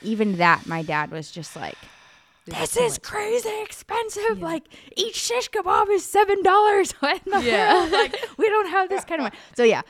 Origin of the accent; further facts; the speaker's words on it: United States; I know people don't believe me because I'm from America.